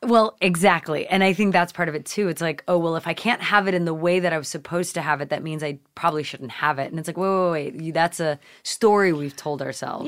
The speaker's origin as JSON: {"language": "English", "region": "Nova Scotia", "country": "Canada", "tie": "born or raised there", "moved": "yes", "said": "growing up in Canada, uh, which is where I was born, uh, you know, we lived in Nova Scotia"}